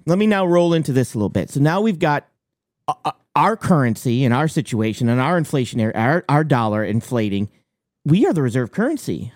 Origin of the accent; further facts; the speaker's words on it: Maine, United States; I'm from Maine